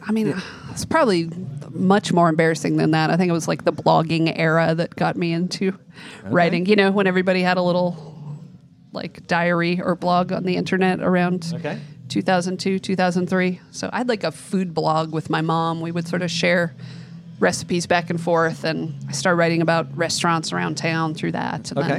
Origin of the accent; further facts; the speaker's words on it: outside Denver, Colorado, United States; moved away as an adult; also born or lived in Hawaii / Durango, Colorado; now in Columbia, United States; so I'm from Colorado mostly, like I was born in Hawaii, grew up in outside Denver, went to college down in Durango, Colorado